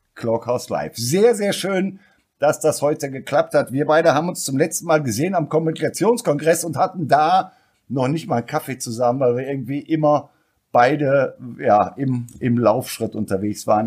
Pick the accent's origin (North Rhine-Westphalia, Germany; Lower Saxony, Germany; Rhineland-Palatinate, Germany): North Rhine-Westphalia, Germany; Ruhr area; bin ich aus dem Ruhrpott und da redet man vielleicht auch die Sätze und die Worte ein bisschen einfacher